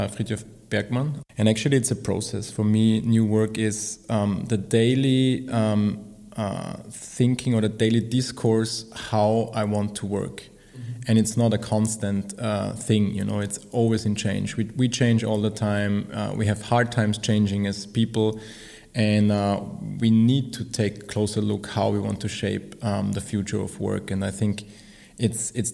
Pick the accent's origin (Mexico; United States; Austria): Austria; southern Austria; also born or lived in Spain / Chile; I'm from Austria. I'm from south of Austria, from a little village, and grew up there.